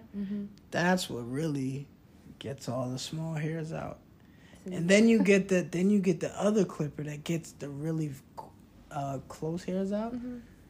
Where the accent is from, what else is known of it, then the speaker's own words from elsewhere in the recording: New York, United States; moved away; growing up in New York, and it's cold